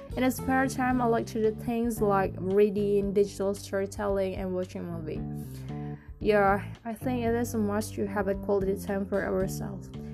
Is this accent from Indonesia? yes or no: yes; Indonesia; I come from Indonesia, a country with thousands culture, ethnics, and traditions.